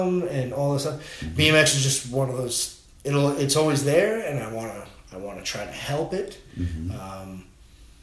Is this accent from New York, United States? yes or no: yes; Patchogue, New York, United States; I grew up in Patchogue